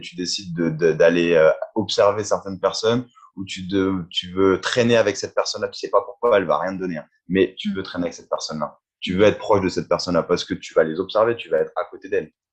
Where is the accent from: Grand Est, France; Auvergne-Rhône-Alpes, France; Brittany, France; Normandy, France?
Grand Est, France; Reims; moved away as an adult; j'ai laissé un peu ma ville d'origine, je suis de Reims